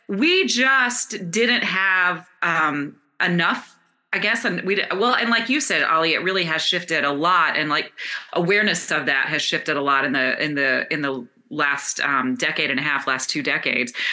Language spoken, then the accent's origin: English; the South, United States; And I grew up in the South in beauty pageants.